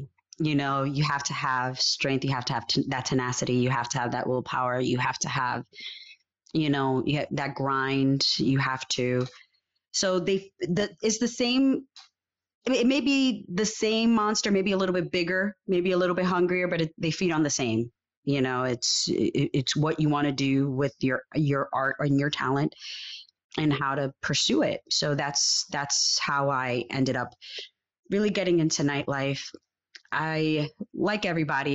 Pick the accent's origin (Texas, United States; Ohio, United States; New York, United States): New York, United States; New York City; also born or lived in Puerto Rico; I was born in New York. I lived here until the age of about 12, going on 13